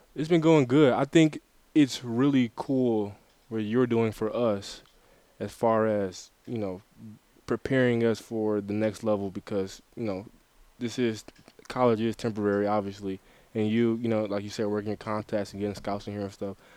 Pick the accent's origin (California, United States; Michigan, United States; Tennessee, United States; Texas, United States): Michigan, United States; Detroit; now in Mount Pleasant; I'm from Detroit, Michigan, so that that had a lot to do with where I ended up, but I went to Orchard Lake St. Mary's